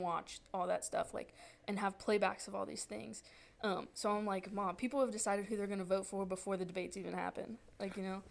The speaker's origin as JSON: {"language": "English", "region": "Virginia", "country": "United States", "moved": "as an adult", "said": "where are you from i'm like oh virginia"}